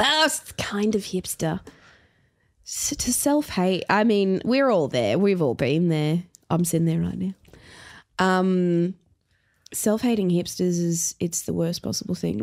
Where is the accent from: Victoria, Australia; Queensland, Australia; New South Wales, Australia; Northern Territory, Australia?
Queensland, Australia; Brisbane; also born or lived in Elwood, Melbourne; now in Melbourne, Australia; I grew up in Brisbane